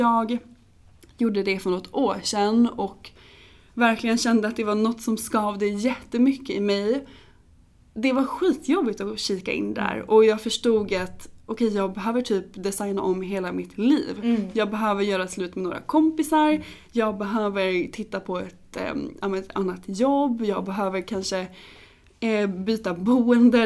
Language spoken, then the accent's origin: Swedish; Åby, Östergötland, Sweden; moved away as an adult; also born or lived in New York; now in Stockholm, Sweden; Och jag är från början från Norrköping. Jag eh, växte upp utanför Norrköping i en liten by som heter Åby med min familj